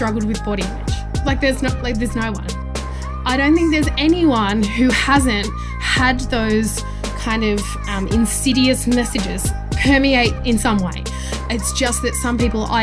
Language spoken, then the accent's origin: English; Goulburn, New South Wales, Australia; I was one of the only brown kids that I knew where I grew up in Goulburn.